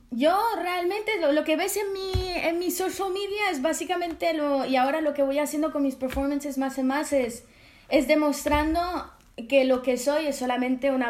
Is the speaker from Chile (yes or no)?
no; France; Yo siendo francesa estaba como, quiero que sea algo muy yo